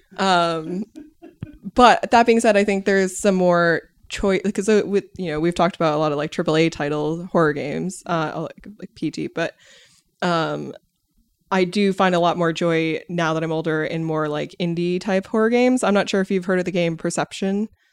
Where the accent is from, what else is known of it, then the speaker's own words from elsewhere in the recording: United States; as an American